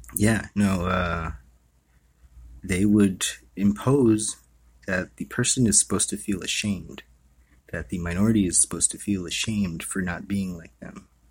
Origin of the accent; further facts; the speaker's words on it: Hawaii, United States; I was born and raised in Hawaii.